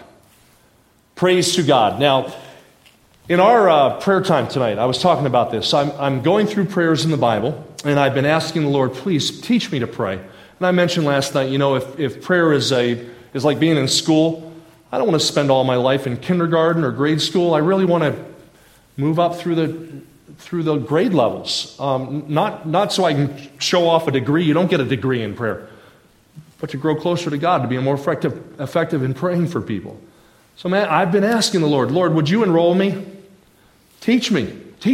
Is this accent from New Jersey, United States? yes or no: yes; New Jersey, United States; I grew up in South Jersey